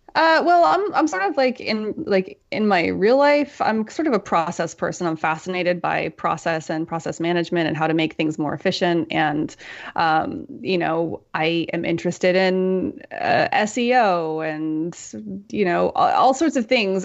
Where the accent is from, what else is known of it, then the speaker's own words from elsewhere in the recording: United States; moved away as an adult; also born or lived in Europe; I'm American and I grew up here